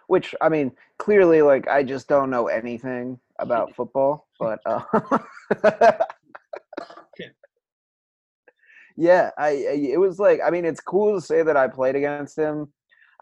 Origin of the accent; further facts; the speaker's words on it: Colorado, United States; Growing up in Colorado